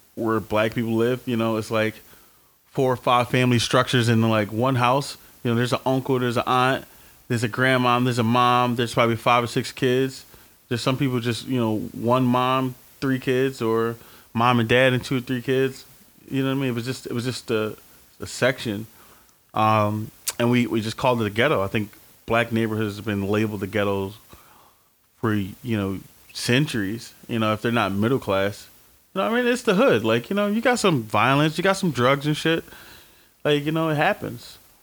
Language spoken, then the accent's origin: English; Philadelphia, Pennsylvania, United States; I grew up in North Philadelphia um, until I was about 12, 13.